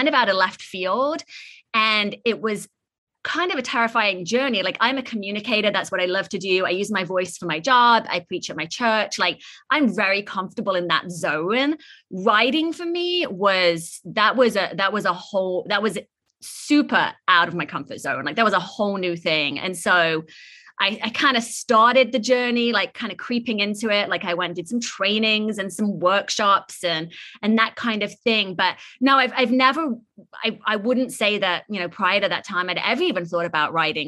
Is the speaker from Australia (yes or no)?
no; England, United Kingdom; now in San Francisco, United States; I'm originally from England, born and raised in this like small little village